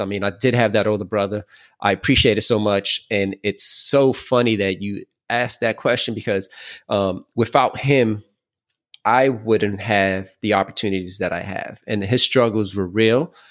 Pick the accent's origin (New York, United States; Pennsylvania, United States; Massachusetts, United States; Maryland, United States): New York, United States; New York City; also born or lived in Queens; I'm from Brooklyn.